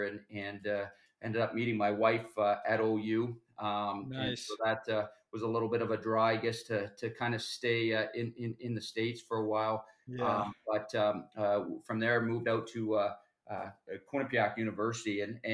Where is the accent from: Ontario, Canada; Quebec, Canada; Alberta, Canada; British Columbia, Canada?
Ontario, Canada; Kitchener; also born or lived in Maryhill, Ontario; I grew up in Kitchener. I actually started in even a smaller town, Maryhill, just outside of Kitchener before I moved to Kitchener